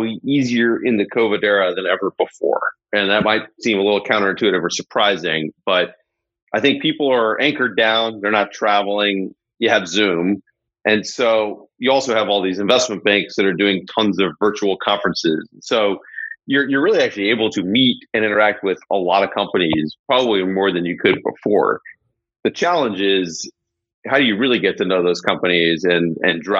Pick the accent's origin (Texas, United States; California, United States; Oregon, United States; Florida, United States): California, United States; Los Angeles; I grew up in Los Angeles